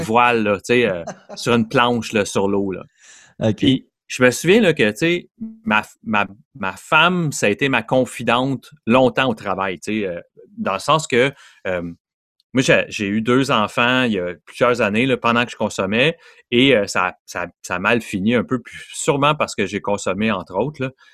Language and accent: French; Montreal, Quebec, Canada; je viens de Montréal, un petit gars de l'Est de Montréal